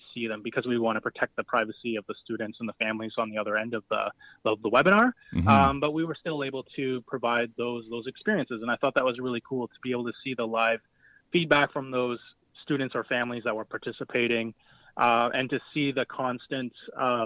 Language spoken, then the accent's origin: English; Wasauksing First Nation, Ontario, Canada; first language Ojibwe; English is a second language; I'm Ojibwe from Wasaksing First Nation